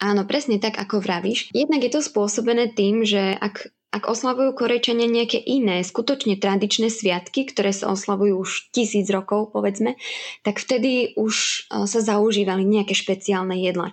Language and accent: Slovak; Spiš, Slovakia; moved away as an adult; now in South Korea; ja aj môj manžel pochádzame zo Spiša, tak sme práve vybrali reprezentačné spišské kroje